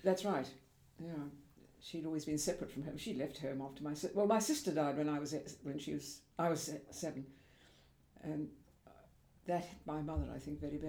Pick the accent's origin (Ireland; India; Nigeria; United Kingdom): United Kingdom; Devon, South West England; moved away; also born or lived in London / Switzerland; in the country, in, um, just on the edge of Dartmoor